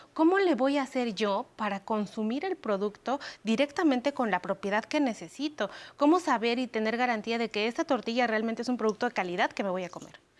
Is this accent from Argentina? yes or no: no; Mexico; nos da identidad como pueblo mexicano